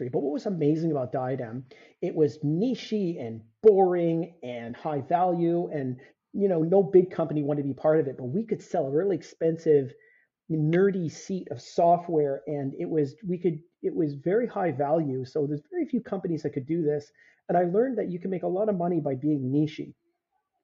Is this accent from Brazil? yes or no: no; Canada; you're Canadian